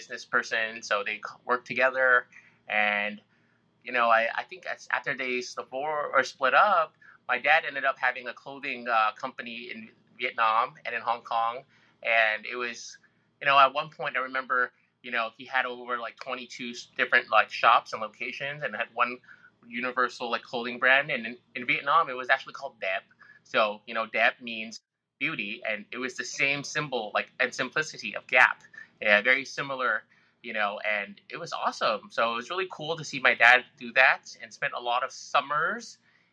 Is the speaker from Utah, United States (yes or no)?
no; San Marino, California, United States; I grew up in San Marino. I went to San Marino High